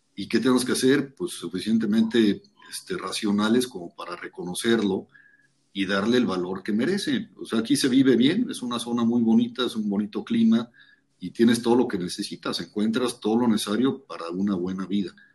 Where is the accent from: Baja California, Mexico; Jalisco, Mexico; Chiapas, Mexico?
Chiapas, Mexico; Tapachula; also born or lived in Mexico City; yo nací en la Ciudad de México. Mi mamá, este, en esa época, pues vivía en la finca, aquí en Tapachula, en Argovia. Y por tema de hospitales, probablemente decidió que mejor en la Ciudad de México. Nací allá, pero toda mi infancia la pasé en la finca